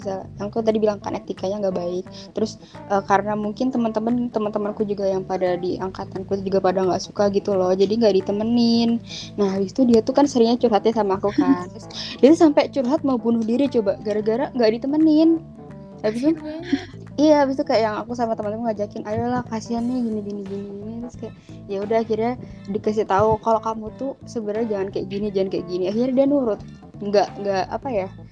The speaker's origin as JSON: {"language": "Indonesian", "region": "Java", "country": "Indonesia", "said": "aku juga orang Jawa"}